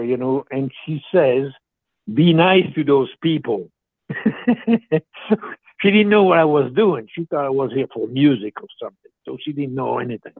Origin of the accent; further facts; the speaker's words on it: Switzerland; first language French; English is a second language; moved away as an adult; now in United States; from a little village who was in comfort, believe it or not, in the mountains, and there was 250 people.